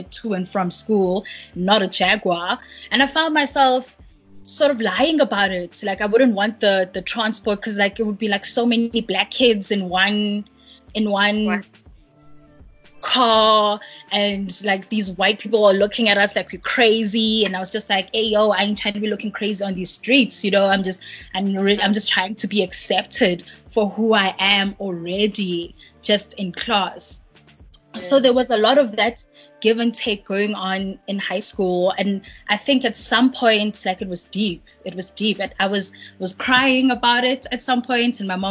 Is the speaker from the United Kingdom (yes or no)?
no; Cape Town, Western Cape, South Africa; I'm from Cape Town